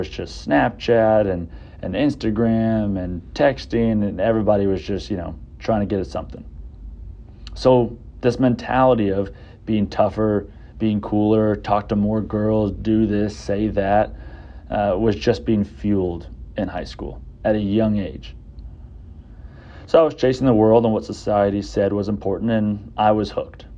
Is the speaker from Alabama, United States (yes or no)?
no; Southlake, Texas, United States; I grew up in Southlake, about 40 minutes from here